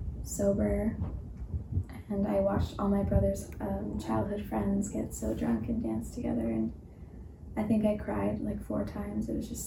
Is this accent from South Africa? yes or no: no; Ottawa, Ontario, Canada; also born or lived in Toronto; I'm from Ottawa, Ontario. I moved 12 times within Ontario, one of them being Toronto.